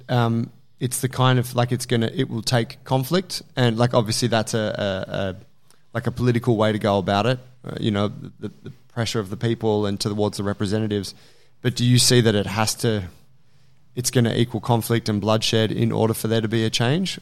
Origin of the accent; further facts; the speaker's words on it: Australia; as an Australian